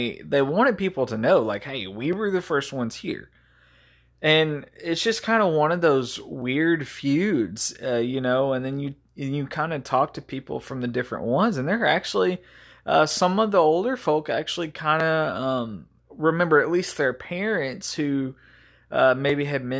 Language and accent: English; Texas, United States; But the town that I grew up in East Texas, it was pretty much normal to be racist.